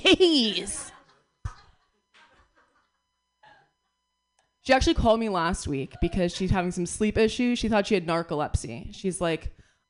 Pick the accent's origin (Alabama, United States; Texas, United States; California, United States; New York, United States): New York, United States; I'm from New York. I got here 2 days ago